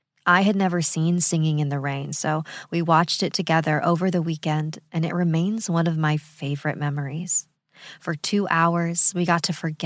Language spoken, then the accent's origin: English; Las Vegas, Nevada, United States; moved away as an adult; now in Denver, United States; In the fall of 2014, I moved to Denver from my hometown of Las Vegas to start college and be closer to my dad and stepmom.